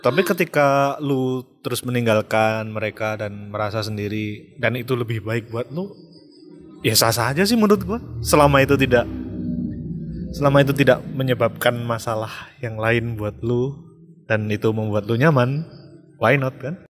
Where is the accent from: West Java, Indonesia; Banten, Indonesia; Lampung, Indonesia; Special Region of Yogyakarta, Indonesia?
Special Region of Yogyakarta, Indonesia; Yogyakarta; moved away as an adult; also born or lived in Jakarta; gue kan dari lahir terus tumbuh di Jogja